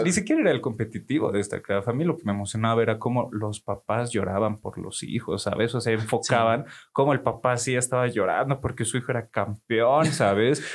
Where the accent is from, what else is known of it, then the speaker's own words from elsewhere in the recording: Oruro, Bolivia; yo como buen orureño